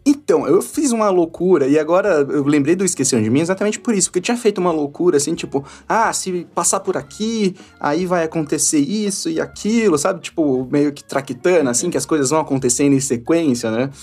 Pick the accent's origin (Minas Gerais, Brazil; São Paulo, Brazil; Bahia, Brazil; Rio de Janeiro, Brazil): São Paulo, Brazil; Matão; born or raised there; now in São Paulo, Brazil